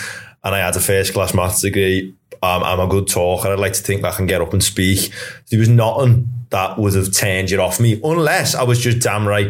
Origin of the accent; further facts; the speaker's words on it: Liverpool, North West England, United Kingdom; accent: Scouse; I'm from Crocky.